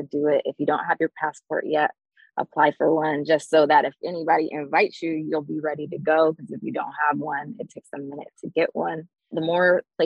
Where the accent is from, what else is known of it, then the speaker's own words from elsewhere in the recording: Durham, North Carolina, United States; moved away as an adult; I moved back to where I was raised in Durham.